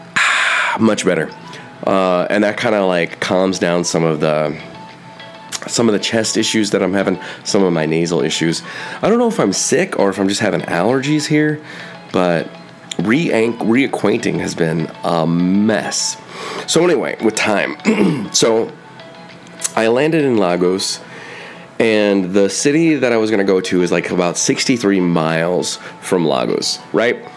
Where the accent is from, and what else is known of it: United States